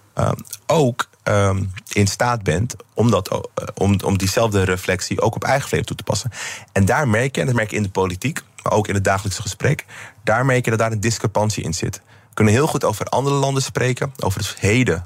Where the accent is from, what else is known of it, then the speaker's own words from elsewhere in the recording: Amsterdam, North Holland, Netherlands; ik in ieder geval als Amsterdammer